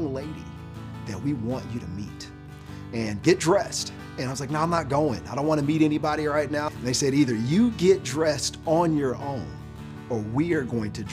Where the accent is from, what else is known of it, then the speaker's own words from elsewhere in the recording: Detroit, Michigan, United States; I'm from inner city Detroit